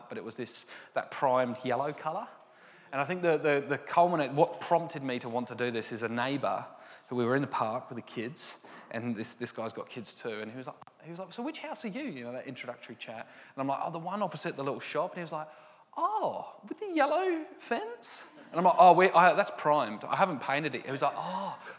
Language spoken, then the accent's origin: English; England, United Kingdom; I'm very English